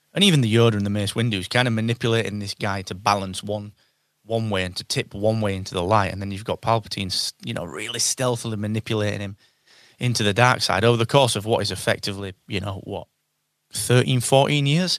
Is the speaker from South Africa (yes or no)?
no; England, United Kingdom; we're English